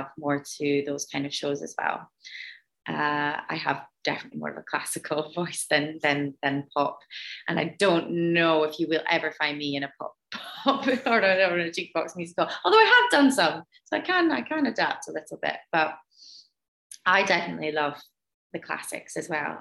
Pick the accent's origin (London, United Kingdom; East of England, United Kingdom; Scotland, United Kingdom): Scotland, United Kingdom; Moray, northeast of; I grew up in quite a small community in the northeast of Scotland, in Murrayshire.